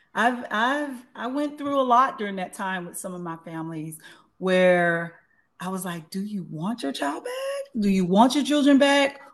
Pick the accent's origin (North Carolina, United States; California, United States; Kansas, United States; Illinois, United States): California, United States; Los Angeles; also born or lived in Tuscaloosa, Alabama; I've been in LA since I was eight years old